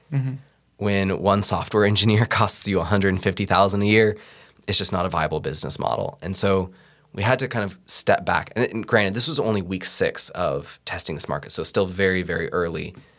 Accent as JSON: {"language": "English", "region": "West Coast", "country": "United States", "said": "I'm also from the West Coast and I love the mountains."}